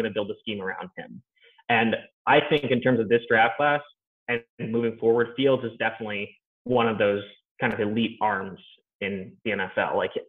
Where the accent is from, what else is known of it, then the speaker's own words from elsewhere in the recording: Harrisburg, Pennsylvania, United States; Micah Parsons is actually from my hometown of Harrisburg, like Hershey, PA, Pennsylvania.